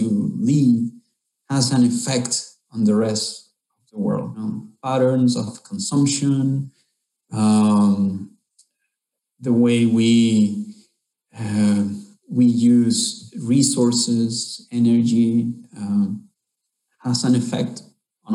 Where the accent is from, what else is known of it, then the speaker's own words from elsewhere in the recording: Honduras; I'm from Honduras, Central America, and I'm living here in Honduras in a place called Siguatepeque